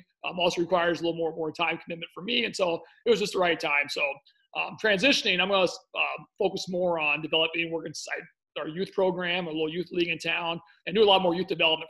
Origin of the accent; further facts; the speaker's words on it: Indiana, United States; also born or lived in Peru, Indiana / Murfreesboro, Tennessee; I'm originally from Peru, Indiana, town about 9,000 north central Indiana. And I was very young. My father, he was an engineer for a company. He got transferred to Middle Tennessee. So I actually grew up in the Middle Tennessee, Murfreesboro area for several years.